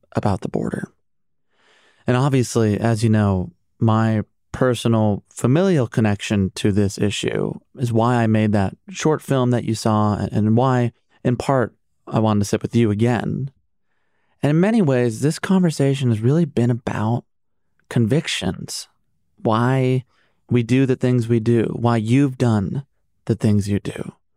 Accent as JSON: {"language": "English", "town": "Chicago", "region": "Illinois", "country": "United States", "said": "As a Chicagoan"}